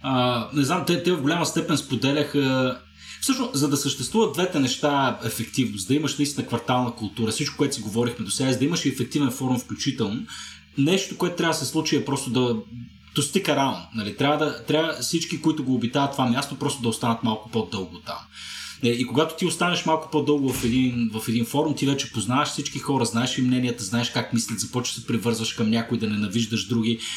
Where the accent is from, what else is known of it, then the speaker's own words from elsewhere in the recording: Shumen, Shumen Province, Bulgaria; сега съм живял в 6 държави, а, в 3 български града, нали, от Шумен съм